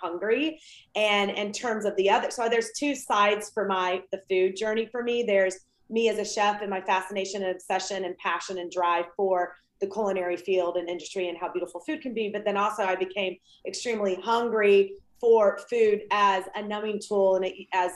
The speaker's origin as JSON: {"language": "English", "town": "Atlanta", "region": "Georgia", "country": "United States", "tie": "born or raised there", "also_born_or_lived": "Ohio / Southern California", "moved": "as an adult", "lives_now": "Los Angeles, United States", "said": "I grew up in the South in Atlanta. I'm from Georgia. I'm a Southern girl"}